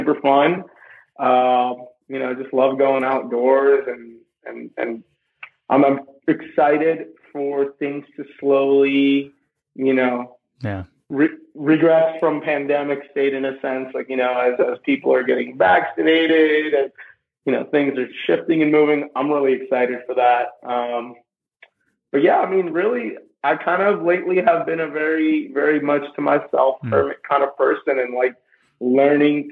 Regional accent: India; English is a second language; now in Asheville, United States; I was born in India culturally. I've always felt very Indian. English is even my second language.

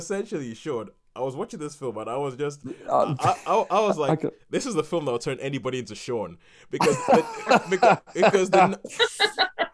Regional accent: Nigeria; growing up in Nigeria and watching American films

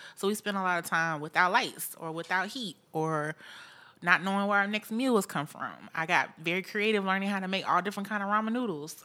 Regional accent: Augusta, Georgia, United States; moved away as an adult; now in Columbia, United States; I am a Georgia girl, born and raised in the Augusta, Georgia area.

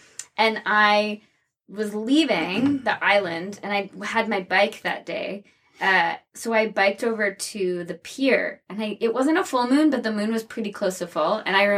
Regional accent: New Jersey, United States; I'm from New Jersey.

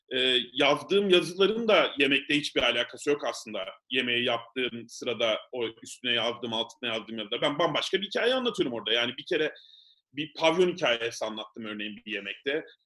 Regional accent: Mersin, Turkey; ben bir de Mersinliyim

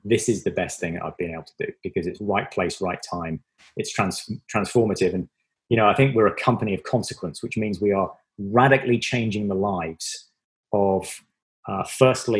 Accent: Devon, South West England, United Kingdom; moved away; It's from England. It's from the very southwest of England. I was born in Devon. It was a very rural community. I grew up, the places I grew up in England they're not even called villages.

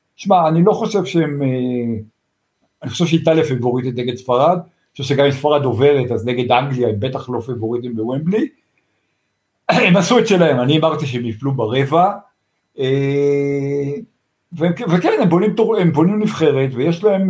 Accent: Tel Aviv, Tel Aviv District, Israel; אני גדלתי באמצע תל אביב

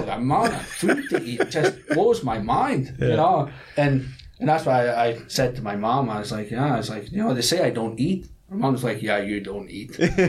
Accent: Scotland, United Kingdom; moved away as an adult; also born or lived in Canada; now in South Korea; we're going from Scotland.

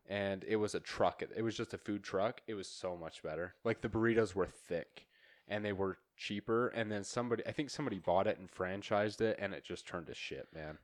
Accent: near Ammon, Idaho, United States; moved away; I was fifteen minutes from there. That's where I grew up.

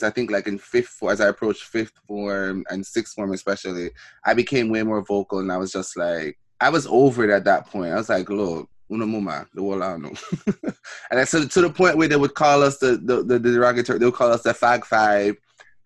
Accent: Jamaica; moved away; when I was growing up in Jamaica

